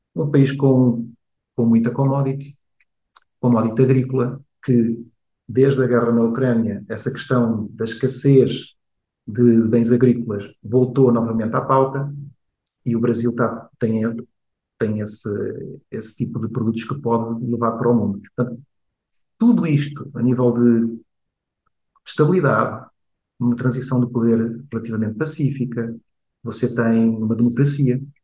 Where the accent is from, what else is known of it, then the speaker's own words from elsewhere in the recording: Portugal; moved away as an adult; also born or lived in Rio de Janeiro, Brazil / Coimbra, Portugal / Asia; Eu nasci no Rio de Janeiro, eu, ah, no Rio de Janeiro, com 4 anos vou para Portugal, onde cresço